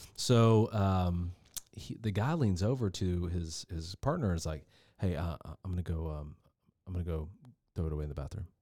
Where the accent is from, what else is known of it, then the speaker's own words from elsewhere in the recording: the South, United States; I'm really from the South